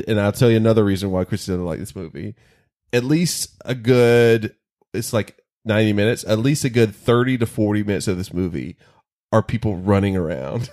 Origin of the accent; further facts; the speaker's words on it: North Carolina, United States; near where I grew up in North Carolina